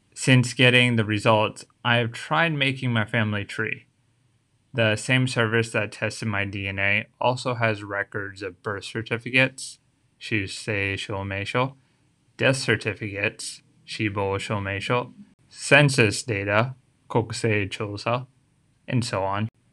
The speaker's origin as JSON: {"language": "English", "country": "United States", "tie": "born or raised there", "moved": "yes", "lives_now": "Tokyo, Japan", "said": "how did I end up being born in the U S"}